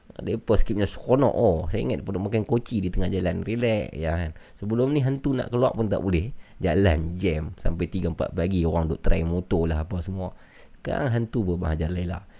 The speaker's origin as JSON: {"language": "Malay", "town": "Putatan", "region": "Sabah", "country": "Malaysia", "said": "Saya berasal daripada Putatan Sabah."}